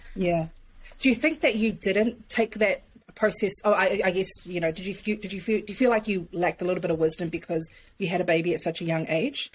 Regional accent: New Zealand; moved away as an adult; I'm a Kiwi. I'm a Kiwi. So, like, I've only been here, like, close to a year

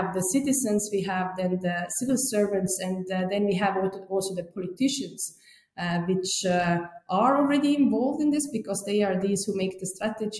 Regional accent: Estonia; moved away as an adult; now in Germany; I live now since 5 years in Germany, but I'm originally from Estonia

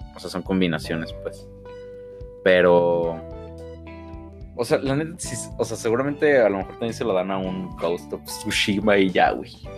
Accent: Mexico; Como buenos mexicanos

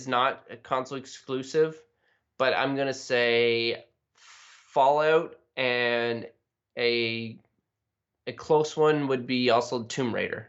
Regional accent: Canada; I'm from Canada, and we wear toques all the time

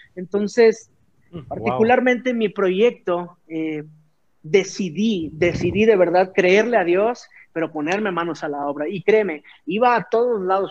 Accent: Tuxtla Gutiérrez, Chiapas, Mexico; moved away as an adult; now in Mexico City, Mexico; yo soy originario de Tuxtla Gutiérrez, Chiapas

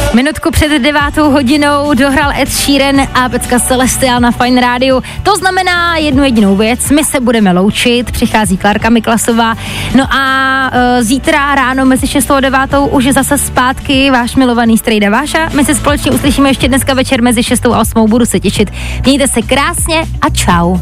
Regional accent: Hradec Králové, Hradec Králové Region, Czechia; v Hradci Králové, odkud pocházím

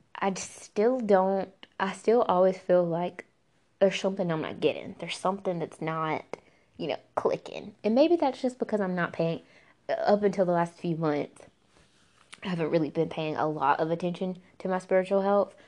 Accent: the American South, United States; as a Southerner

